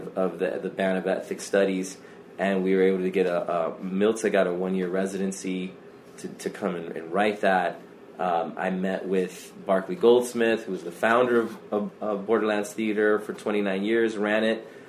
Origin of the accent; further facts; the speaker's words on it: Arizona, United States; also born or lived in Chicago; now in Tucson, United States; I'm from Arizona originally, up from Chandler and Tempe, that area is my mother's family